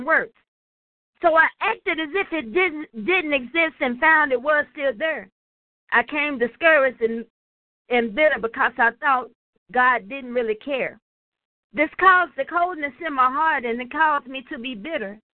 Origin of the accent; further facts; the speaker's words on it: Nashville, Tennessee, United States; I'm from Nashville, Tennessee